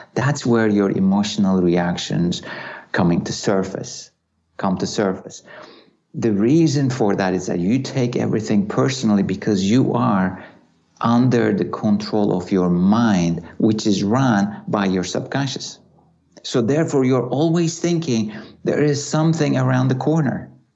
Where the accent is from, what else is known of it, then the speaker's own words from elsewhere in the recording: Turkey; Growing up in Turkey